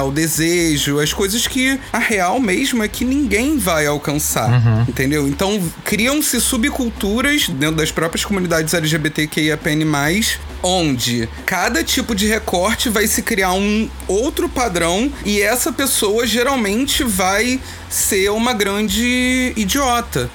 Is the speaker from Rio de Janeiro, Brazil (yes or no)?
yes; São Gonçalo, Rio de Janeiro, Brazil; Eu sou daqui de São Gonçalo, Rio de Janeiro.